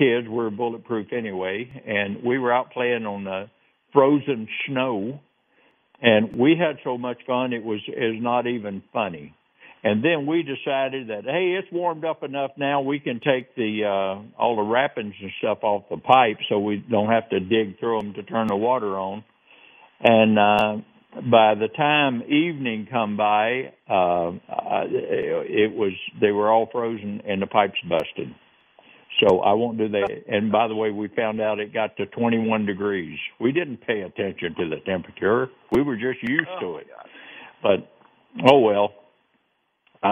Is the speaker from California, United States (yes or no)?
no; Winston-Salem, North Carolina, United States; now in Tucson, United States; That's my hometown. I mean, that's where I grew up. No wonder I left